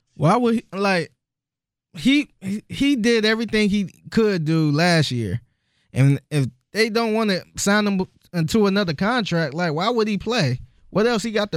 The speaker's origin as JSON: {"language": "English", "town": "Cleveland", "region": "Ohio", "country": "United States", "moved": "as an adult", "lives_now": "Houston, United States", "said": "I'm from Cleveland"}